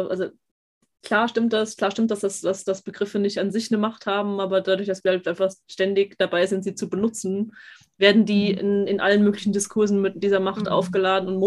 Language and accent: German; Austria; weil ich bin ja, ich bin ja eigentlich Österreicherin, bei uns sind das Schweden.